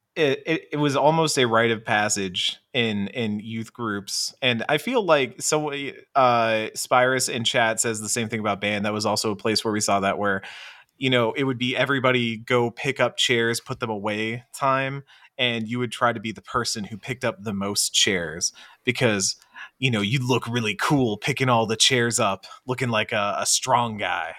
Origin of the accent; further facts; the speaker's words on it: Texas, United States; speaking as a Texan